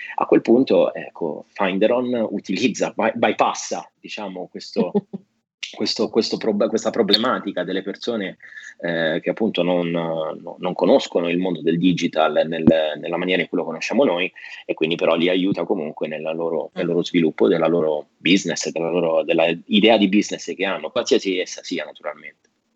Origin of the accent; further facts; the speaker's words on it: Italy; also born or lived in United States; io sono italiano, america, sono anche americano, però, eh, prima di tutto italiano